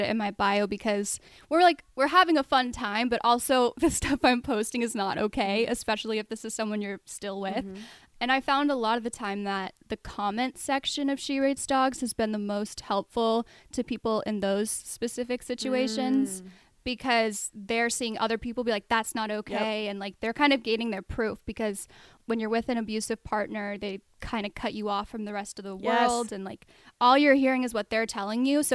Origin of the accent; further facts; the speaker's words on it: Colorado, United States; moved away as an adult; also born or lived in Arizona; I mostly grew up in Colorado.